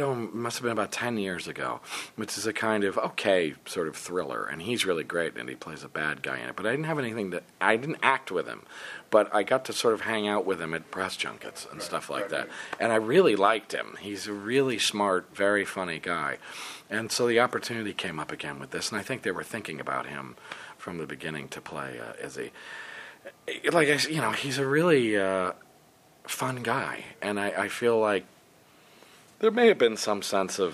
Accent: United States; I'm an American guy

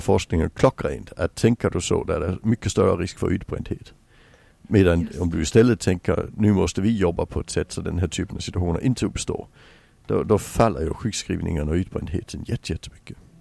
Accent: Sweden; also born or lived in England; som svensk

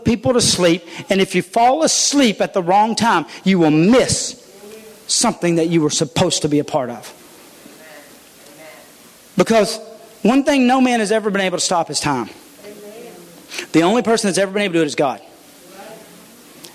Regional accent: United States; I'm an American

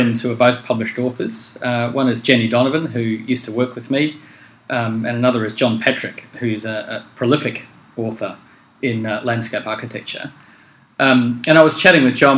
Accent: New Zealand; moved away as an adult; also born or lived in United Kingdom; now in Australia; I grew up in New Zealand

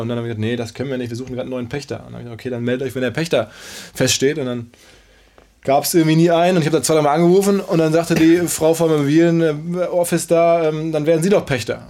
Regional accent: Ruhr area, North Rhine-Westphalia, Germany; Wir sind beide aus dem Ruhrgebiet

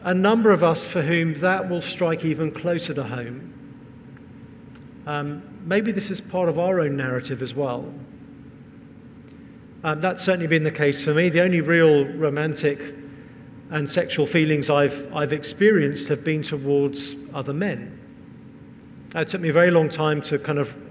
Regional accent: England, United Kingdom; We're English

